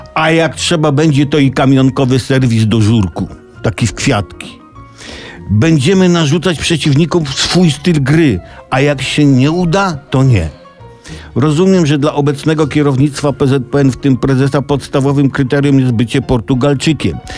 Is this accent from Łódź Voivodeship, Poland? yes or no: yes; Tomaszów Mazowiecki, Łódź Voivodeship, Poland; Urodziłem się w Tomaszowie Mazowieckim